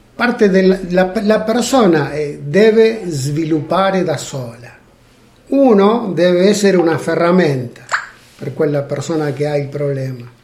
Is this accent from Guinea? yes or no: no; Buenos Aires Province, Argentina; also born or lived in Abruzzo, Italy; now in Italy; Io sono nato in Argentina.